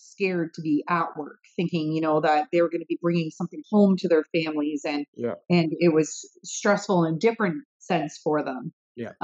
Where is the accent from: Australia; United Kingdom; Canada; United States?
Canada; London, Ontario; my hometown in London